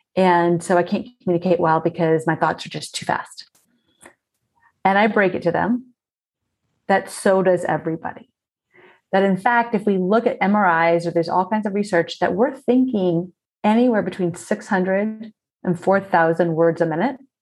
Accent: South Florida, United States; I grew up in South Florida and we spent so much time outdoors

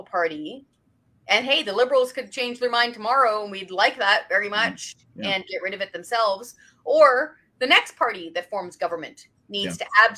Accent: British Columbia, Canada; I'm from British Columbia originally.

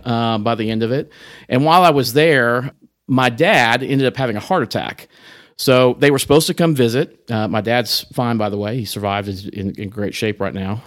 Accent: Amarillo, Texas, United States; also born or lived in Corpus Christi, Texas / Oklahoma City / Dallas; grew up here in Amarillo and, uh, went to high school here

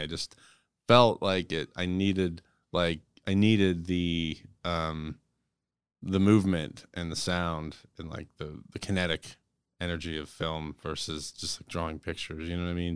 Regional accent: Johnstown, Pennsylvania, United States; I grew up near Johnstown, right? So I grew up in a small mountain town

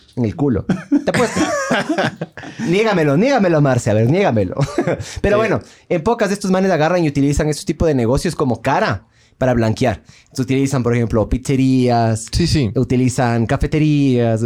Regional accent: Ecuador; de ecuatoriano

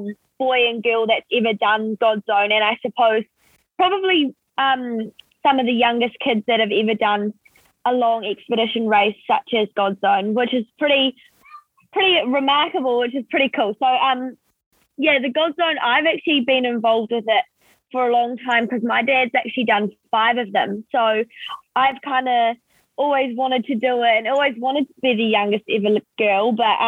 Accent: North Canterbury, New Zealand; I'm from North Canterbury, so that's what, like 9 hours drive from where the boys live.

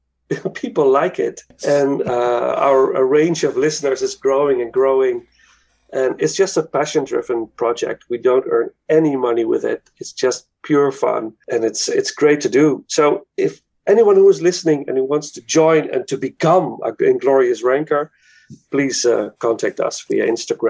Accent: Netherlands; English is a second language; I'm from Holland

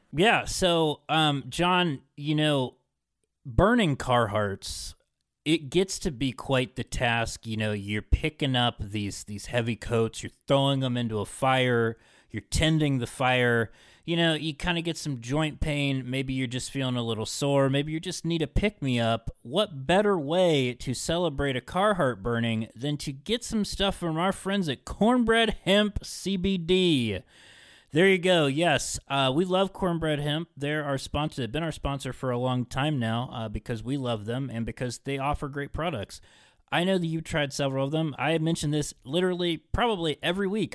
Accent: Parkersburg, West Virginia, United States; growing up in Parkersburg

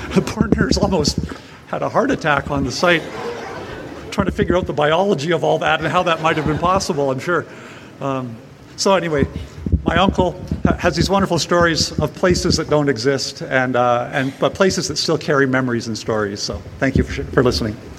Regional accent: Powell River, British Columbia, Canada; my hometown of Powell River on the northern Sunshine Coast

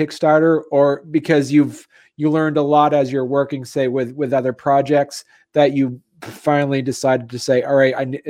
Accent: New England, United States; accent: New England; in case people are hearing my New England accent

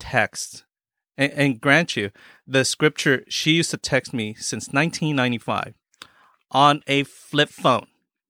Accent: San Bernardino, California, United States; also born or lived in Philippines; growing up in Southern California all my life, mm-hmm. and then being an immigrant in the Philippines

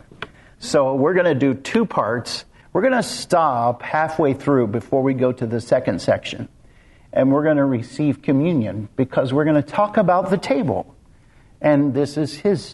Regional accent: Kansas, United States; I grew up in Kansas, out in the middle of nowhere, literally nowhere.

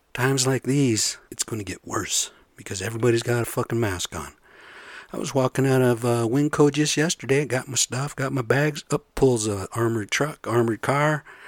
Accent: United States; I'm American, but we're the same blood

